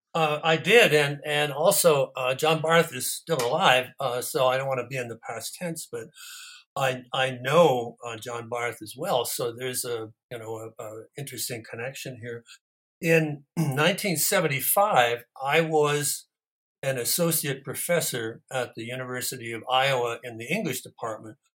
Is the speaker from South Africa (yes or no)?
no; near Toronto, southern Ontario, Canada; moved away as an adult; also born or lived in United States; I was raised, born and raised in Canada in southern Ontario, near Toronto